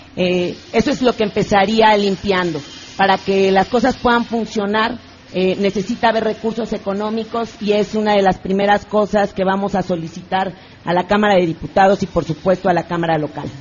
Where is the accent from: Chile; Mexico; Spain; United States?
Mexico; Mexico City; nací en Iztapalapa, en el pueblo de San Lorenzo Tezonco